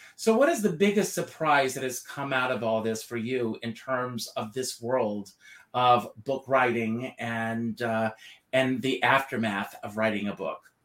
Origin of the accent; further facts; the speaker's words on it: Conway, South Carolina, United States; Even as a little boy, growing up in Conway, South Carolina